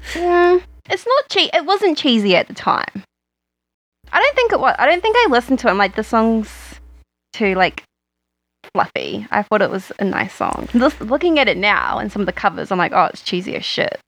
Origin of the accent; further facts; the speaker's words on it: Christchurch, Canterbury, New Zealand; moved away; I grew up in Christchurch